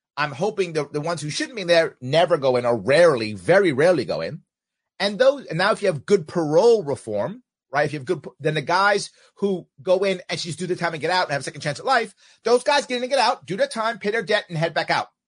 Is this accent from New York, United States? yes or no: yes; New York, United States; being a New Yorker